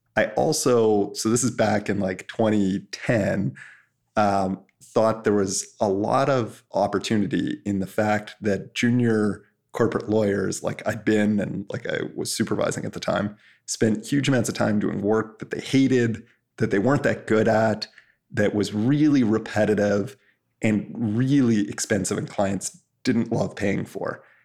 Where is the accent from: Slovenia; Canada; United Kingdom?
Canada; I'm Canadian